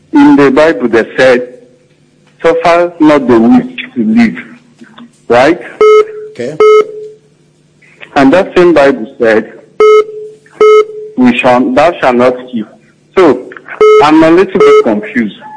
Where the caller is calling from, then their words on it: Benue, Nigeria; I'm calling from Benue State.